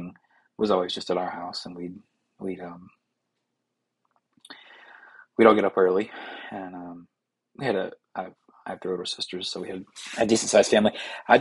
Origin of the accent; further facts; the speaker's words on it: Rock Hill, South Carolina, United States; we're from South Carolina, specifically Rock Hill